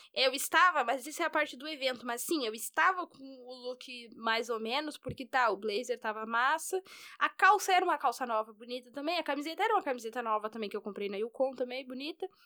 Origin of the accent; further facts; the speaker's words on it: Rio Grande do Sul, Brazil; Eu sou gaúcha, eu sou gaúcha